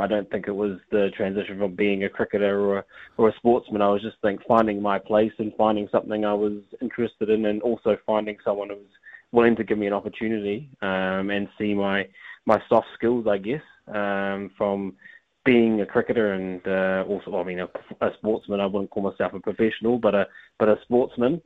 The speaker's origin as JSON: {"language": "English", "country": "New Zealand", "tie": "born or raised there", "said": "I was born in New Zealand."}